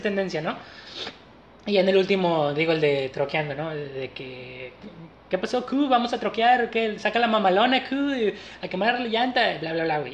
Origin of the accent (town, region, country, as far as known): Mexico